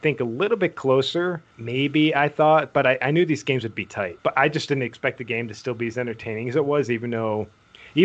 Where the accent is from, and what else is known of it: United States